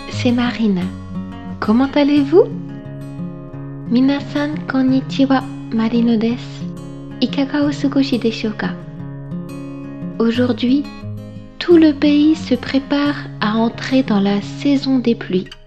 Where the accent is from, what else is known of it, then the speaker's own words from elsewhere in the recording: Brittany, France; Je viens de Bretagne une région à l'ouest de la France bordée par la mer.